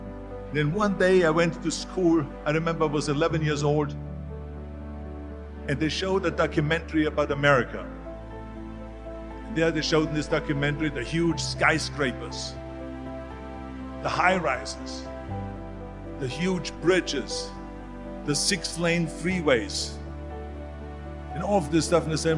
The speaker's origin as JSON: {"language": "English", "country": "Austria", "tie": "born or raised there", "moved": "as an adult"}